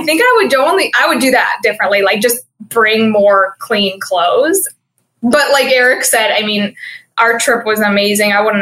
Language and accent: English; Cleveland, Ohio, United States; we're from Cleveland